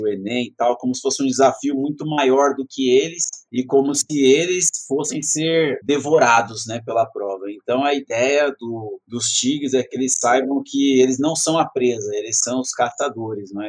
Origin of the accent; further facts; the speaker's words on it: Itaquaquecetuba, São Paulo, Brazil; Sou de Itacoaxetuba, estudei desde a primeira série na escola Homero Fernando Milano até o terceiro ano do colégio